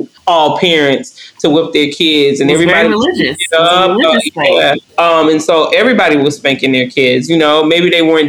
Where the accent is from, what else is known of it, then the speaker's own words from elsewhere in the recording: Northwest Georgia, United States; I'm from Northwest Georgia. Twerking is, we don't even really call it twerking. When I grew up, we called it booty shaking